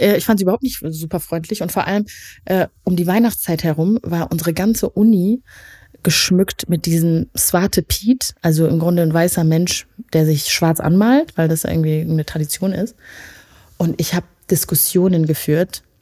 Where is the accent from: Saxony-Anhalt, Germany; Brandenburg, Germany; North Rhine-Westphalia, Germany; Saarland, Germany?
North Rhine-Westphalia, Germany; Leuth?; in meinem ursprünglichen Dorf leben, nämlich Neukirchen Flühen